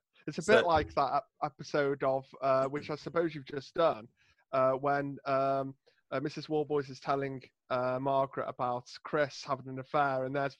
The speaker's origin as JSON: {"language": "English", "town": "Rhyl", "region": "Wales", "country": "United Kingdom", "said": "I'm from Rhyl in North Wales, which is known for being sunny. Sunny Rhyl, they call it."}